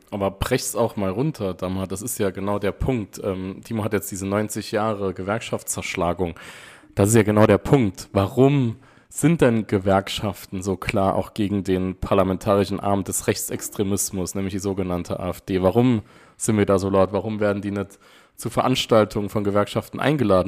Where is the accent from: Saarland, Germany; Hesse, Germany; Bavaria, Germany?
Saarland, Germany; als Saarländer